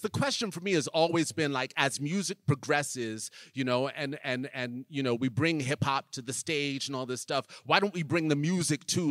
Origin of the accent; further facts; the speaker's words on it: New York, United States; I grew up in New York